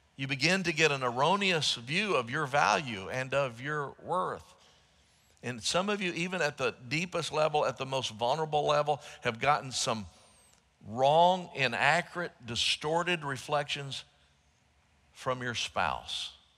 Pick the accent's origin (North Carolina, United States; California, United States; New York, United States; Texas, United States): Texas, United States; Dallas; when I was growing up in Southeast Dallas, as a young person in the Dallas area